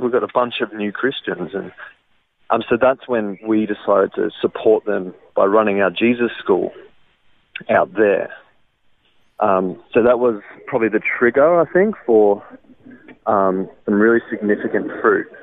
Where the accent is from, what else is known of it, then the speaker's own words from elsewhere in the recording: Brisbane, Queensland, Australia; also born or lived in Wellington, New Zealand; the bulk of my life was growing up in Brisbane, around the north side area